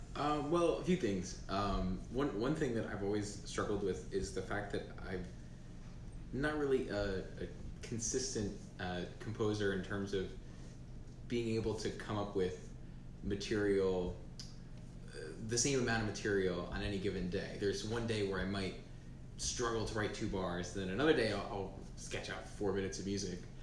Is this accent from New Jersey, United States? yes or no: yes; New Jersey, United States; I'm 18, and I'm from New Jersey